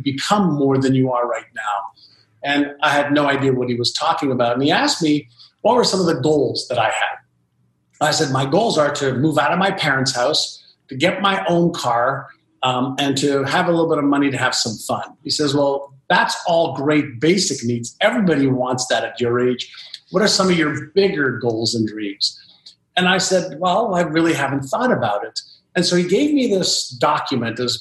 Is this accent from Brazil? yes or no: no; Montreal, Quebec, Canada; first language Hebrew; English is a second language; also born or lived in Israel; I moved from Israel to Montreal, Canada, I was just learning the Hebrew language as a 5-year-old